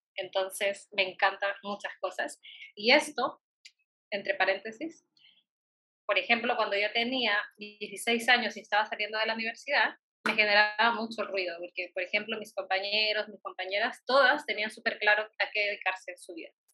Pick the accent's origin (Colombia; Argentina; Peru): Peru; como buena peruana